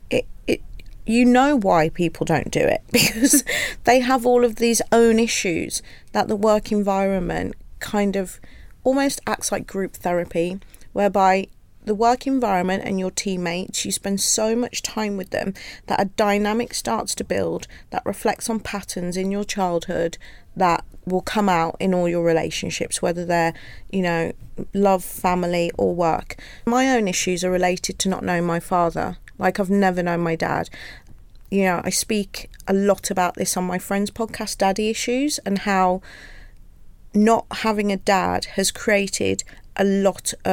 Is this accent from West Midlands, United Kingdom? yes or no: yes; Wolverhampton, West Midlands, United Kingdom; it was quite interesting because I have got a coarser accent. I'm from Wolverhampton compared to my family because I went Wolverhampton.